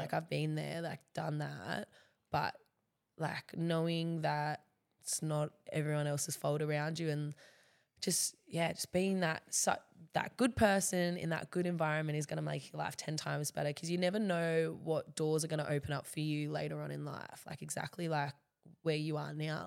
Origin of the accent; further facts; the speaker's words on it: Central Coast, New South Wales, Australia; moved away as an adult; now in Gold Coast, Australia; I love the Central Coast